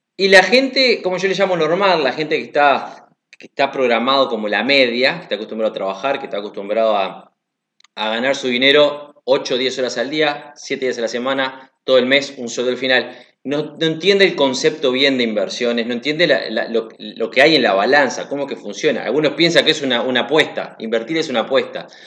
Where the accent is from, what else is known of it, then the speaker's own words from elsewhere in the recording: Uruguay; moved away; also born or lived in Africa; yo soy de Uruguay